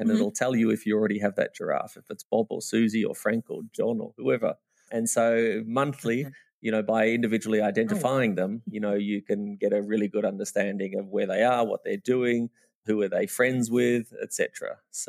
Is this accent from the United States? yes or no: no; Australia; now in Namibia; because I'm an Australian by trade, but living in Namibia.